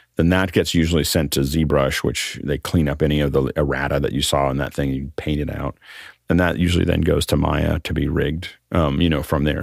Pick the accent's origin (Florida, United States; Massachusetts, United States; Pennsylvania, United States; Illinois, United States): Pennsylvania, United States; Freeport; Freeport, Pennsylvania, my, my hometown